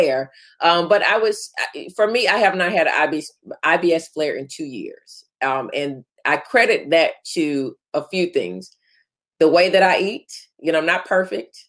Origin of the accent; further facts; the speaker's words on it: Florida, United States; growing up in Florida where it's hot